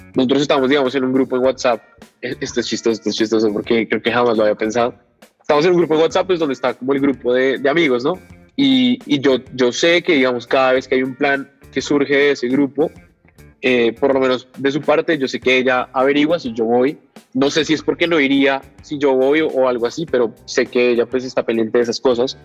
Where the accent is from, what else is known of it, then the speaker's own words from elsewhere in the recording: Bogotá, Colombia; soy de Bogotá